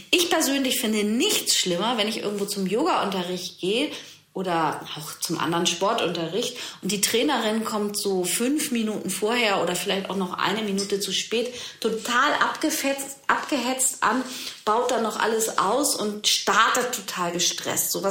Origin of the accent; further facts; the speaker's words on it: Germany; gerade bei uns im Westen, in Deutschland, es muss alles rein und clean sein